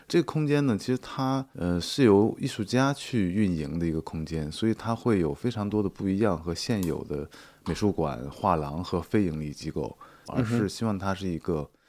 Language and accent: Chinese; northern China, China; 其实是对北方，特别是我是北方人，所以说其实这种空气对环还有这种湿度对我来说是不适应的。